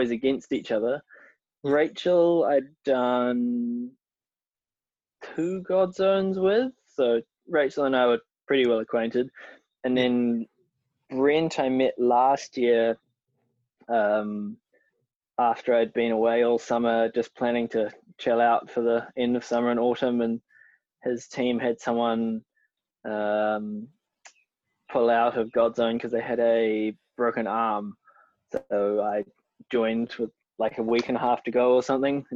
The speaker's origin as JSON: {"language": "English", "country": "New Zealand", "tie": "born or raised there"}